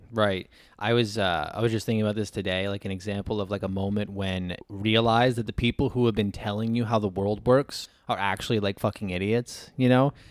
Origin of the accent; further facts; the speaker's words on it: New York, United States; I'm from New York as well